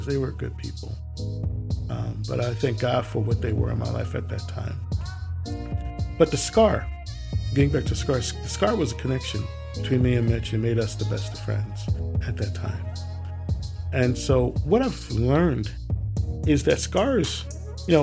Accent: Willingboro, New Jersey, United States; growing up in Willowboro, I lived in a park which y'all usually refer to as subdevelopment or development, called Garfield North Park

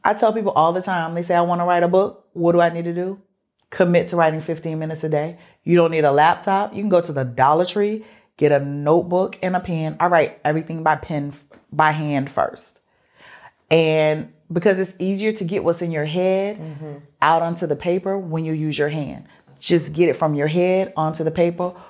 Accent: Mobile, Alabama, United States; I grew up in Mobile.

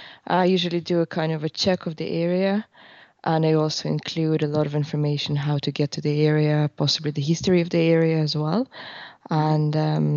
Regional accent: Western Siberia, Russia; English is a second language; moved away as an adult; also born or lived in Dublin; now in Cork, Ireland; So myself, I'm from Western Siberia in Russia. So it's kind of part of Russia bordering Kazakhstan. Beautiful nature. So I think my upbringing was a lot of in the woods and by the lake, etc.

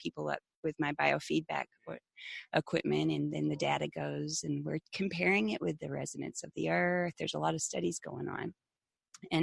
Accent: the Bible Belt, United States; growing up in the Bible Belt

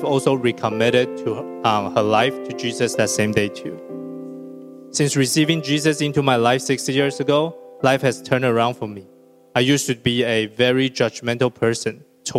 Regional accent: Taiwan; moved away as an adult; Growing up in Taiwan, when I was little, my parents were hardly ever around

